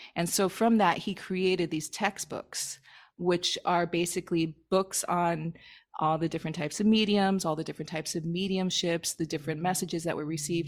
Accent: Miami, Florida, United States; moved away as an adult; also born or lived in upstate New York / Hawaii; I'm from Miami

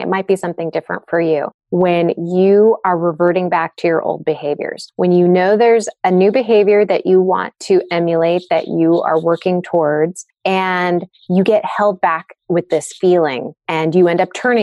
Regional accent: San Diego, California, United States; I grew up in San Diego

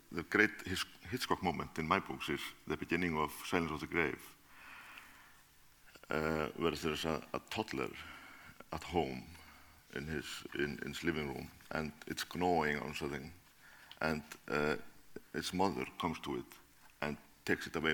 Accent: Reykjavik, Capital Region, Iceland; Yeah, I was born in Reykjavik.

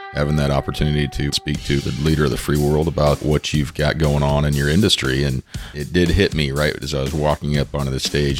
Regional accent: Underwood, Iowa, United States; from Southwest Iowa, a little town called Underwood.

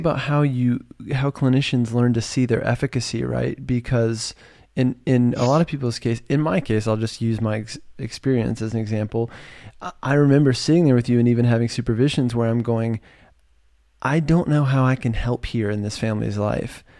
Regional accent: Virginia, United States; moved away as an adult; now in California, United States; I'm from Virginia, and I moved to California

